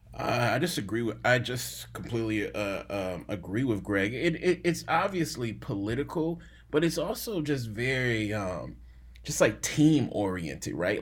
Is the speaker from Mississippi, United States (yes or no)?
yes; Jackson, Mississippi, United States; I'm from Jackson, Mississippi